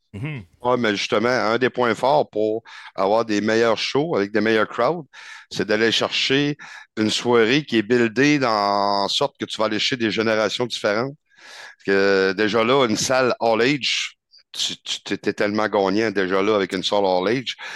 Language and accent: French; Cap-Chat, Quebec, Canada; also born or lived in Rimouski; now in Quebec City, Canada; je suis natif de Capcha